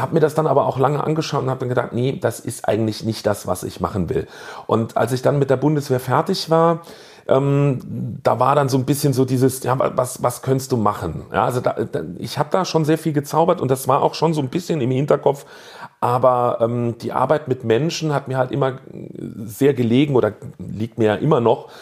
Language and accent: German; Saarbrücken, Saarland, Germany; bei uns im Saarland